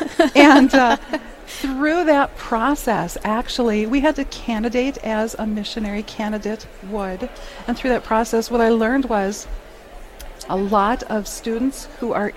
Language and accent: English; Minnesota, United States; I am from Minnesota